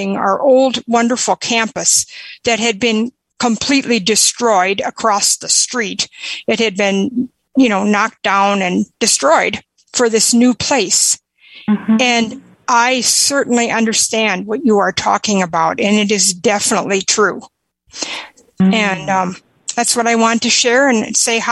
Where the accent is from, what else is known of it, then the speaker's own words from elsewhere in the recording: South Dakota, United States; I'm from South Dakota